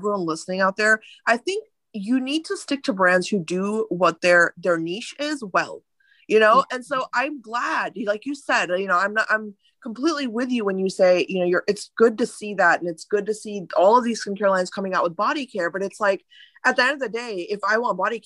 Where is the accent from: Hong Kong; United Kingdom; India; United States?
India; moved away; I'm Indian by ethnicity, and I was born in India. I grew up there for a while.